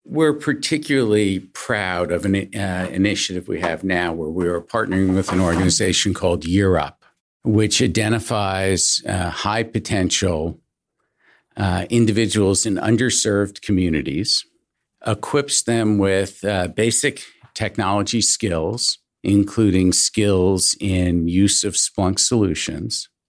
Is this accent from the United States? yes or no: yes; Syosset, New York, United States; I grew up in suburban New York in a town called Syosset